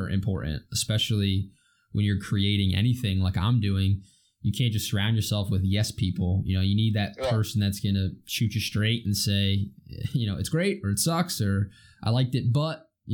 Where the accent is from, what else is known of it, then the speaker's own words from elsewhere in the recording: Easton, Pennsylvania, United States; also born or lived in Williamsport / Mifflinburg / Watsontown; now in Selinsgrove, United States; I grew up in Easton, Pennsylvania